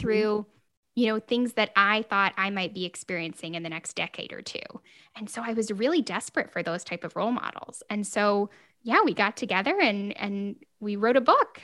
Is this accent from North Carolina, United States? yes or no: yes; North Carolina, United States; I grew up in North Carolina